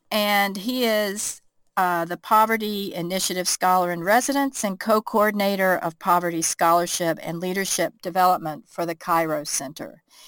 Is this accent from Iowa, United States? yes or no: no; near Goldsboro, North Carolina, United States; the Reverend William Barber from Goldsboro, North Carolina, down the road from my hometown where I grew up